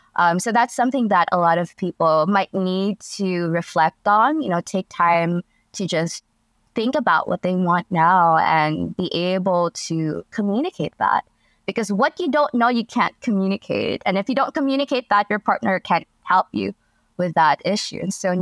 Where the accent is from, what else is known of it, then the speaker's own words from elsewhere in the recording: Philippines; So again, a little bit of background is I come from the Philippines, and the culture here, even if it has changed considerably, it's still very conservative.